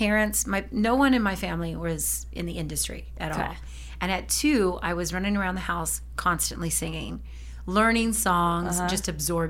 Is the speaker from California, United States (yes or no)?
yes; Norwalk, California, United States; In Norwalk, California.